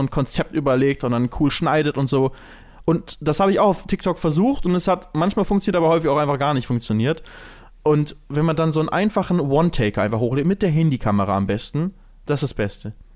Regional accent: Lübeck, Schleswig-Holstein, Germany; now in Cologne, Germany; Wenn ich immer zurück in meine Heimatstadt ne, nach Lübeck gehe

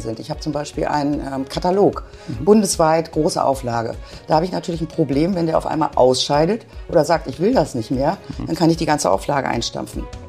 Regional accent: Wolfsburg, Lower Saxony, Germany; moved away as an adult; also born or lived in Hanover / Münster; now in Bielefeld, Germany; In Hannover geboren, aufgewachsen in Wolfsburg, zu einem Randgebiet damals, ähm, studiert in Münster, 98 nach Bielefeld gekommen

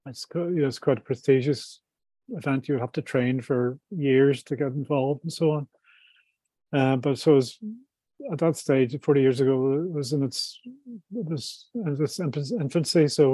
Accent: Belfast, Northern Ireland, United Kingdom; moved away as an adult; also born or lived in Dubai / London; I was brought up in Belfast in the 70s

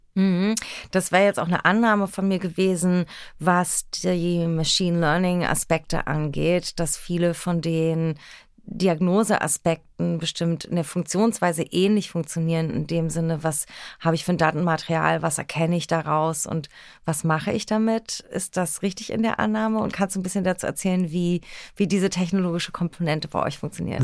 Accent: Berlin, Germany; born or raised there

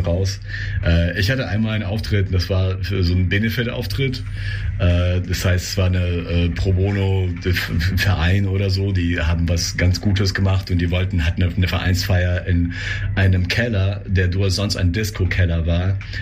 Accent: Russia; moved away; ich komme aus Russland

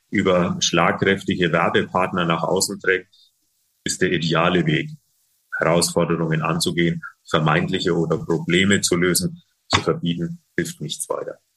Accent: Bayreuth, Bavaria, Germany; Es äh, gibt auch in meiner Heimatstadt Bayreuth gab es ein äh, Projekt von der Tafel

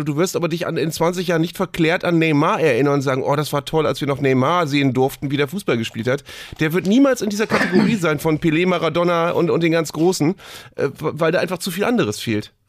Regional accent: Bremen, Germany; ich bin hier als Bremer

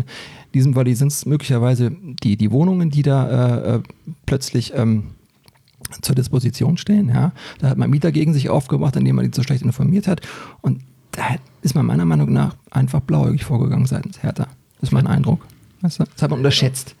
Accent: Berlin, Germany; moved away as an adult; now in Hesse, Germany; ich habe äh, zum Schluss ähm, in Britz gewohnt, ja, also ich komme da unten aus der Ecke, so Britzburg-Rudo

